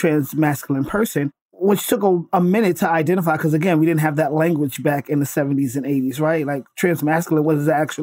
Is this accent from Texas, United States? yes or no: no; New York City, New York, United States; born and raised in Brooklyn, New York, raised by my grandma